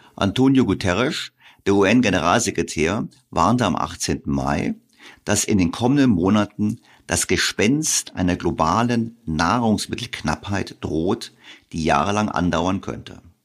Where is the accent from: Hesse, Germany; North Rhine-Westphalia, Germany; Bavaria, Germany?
Bavaria, Germany; ich bin in Bayern zur Schule gegangen